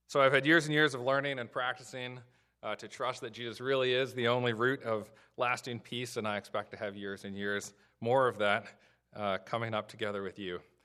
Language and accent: English; Illinois, United States; now in Southern Maryland, United States; I grew up in the Midwest in Illinois